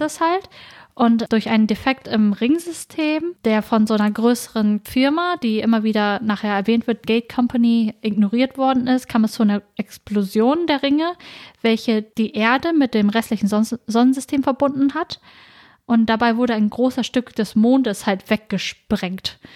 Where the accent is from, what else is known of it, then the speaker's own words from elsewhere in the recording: Norden, Lower Saxony, Germany; ich komme aus Norden, mhm. einer kleinen Stadt in Ostfriesland